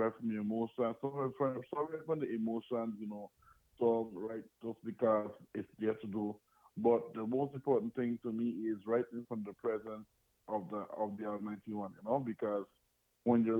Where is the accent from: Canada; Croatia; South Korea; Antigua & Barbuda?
Antigua & Barbuda; also born or lived in Dominica / U.S. Virgin Islands; now in United States; I was born in the beautiful island of Dominica, that's in the Caribbean. You know, and I grew up in Antigua, and I've lived in the U.S. Virgin Islands.